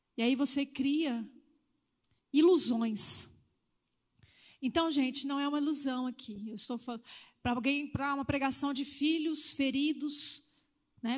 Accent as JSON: {"language": "Portuguese", "region": "Northeast Region", "country": "Brazil", "tie": "born or raised there", "said": "da onde eu fui criada, a cultura do Nordeste, né? era assim mesmo"}